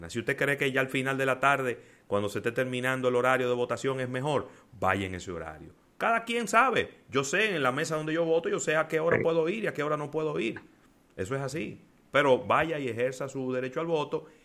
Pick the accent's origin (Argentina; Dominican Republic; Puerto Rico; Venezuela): Dominican Republic; Y también somos los dominicanos, que aunque tenemos que levantarnos día a día a buscar el moro, nos quedamos en casa.